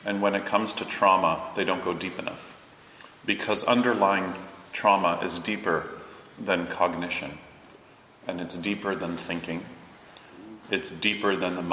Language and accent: English; Toronto, Ontario, Canada; I grew up in Toronto and grew up cycling and not in a car